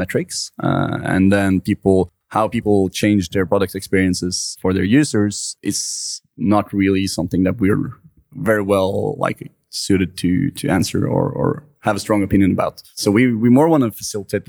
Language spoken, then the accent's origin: English; Norway; I'm from Norway and we have a lot of trust in each other and the financial system